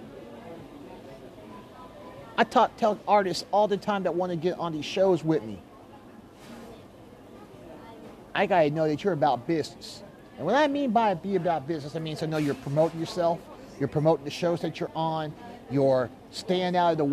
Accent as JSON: {"language": "English", "town": "Kansas City", "country": "United States", "tie": "born or raised there", "also_born_or_lived": "Wichita, Kansas", "said": "I live here in Kansas City. This is my hometown."}